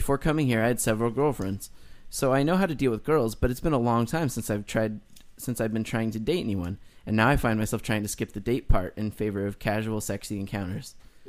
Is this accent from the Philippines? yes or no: no; Toronto, Ontario, Canada; now in Japan; moved to Japan, a decision that was, perhaps unsurprisingly, inspired largely by my love of gaming, but I'm from Toronto originally.